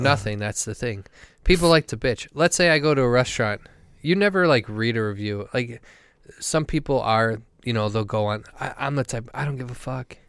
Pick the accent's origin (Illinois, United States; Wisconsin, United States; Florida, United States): Wisconsin, United States; I'm a professional from Wisconsin